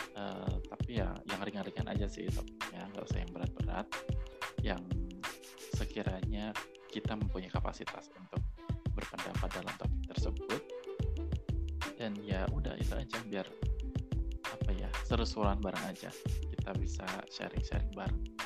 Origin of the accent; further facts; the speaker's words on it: Yogyakarta, Special Region of Yogyakarta, Indonesia; aku berasal dari Jogja, lahir di Jogja, besar di Jogja